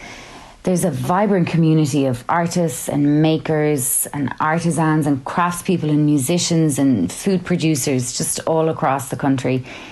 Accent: Kilkenny, Leinster, Ireland; moved away; Growing up in Kilkenny, I was surrounded by the most incredible history, but it's woven so seamlessly into the modern life of the city that I'm not sure I ever really noticed it until I moved away.

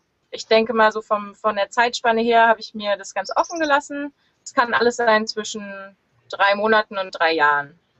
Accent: Lüneburg, Lower Saxony, Germany; born there; ich bin 32 Jahre alt, bin geboren in Lüneburg in der Nähe von Hamburg

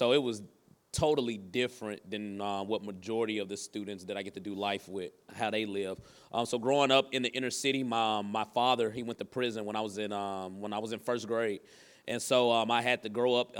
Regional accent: Jackson, Tennessee, United States; I'm from East Jackson. I grew up on a street called Lincoln Street.

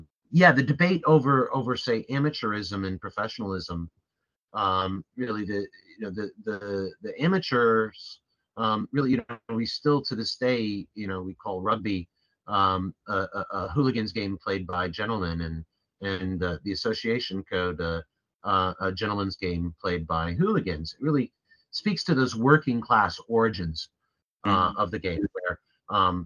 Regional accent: United States; also born or lived in London; as an American

